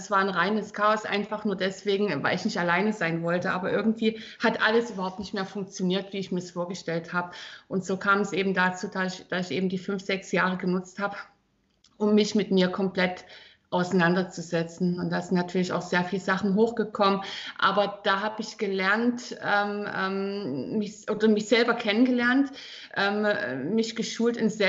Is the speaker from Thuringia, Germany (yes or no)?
yes; Thuringia, Germany; born there; also born or lived in Northern Germany / Ruhr; now in Südpfalz, Germany; Ich bin ursprünglich in Thüringen geboren, also das heißt, ich bin ein altes DDR-Mädel.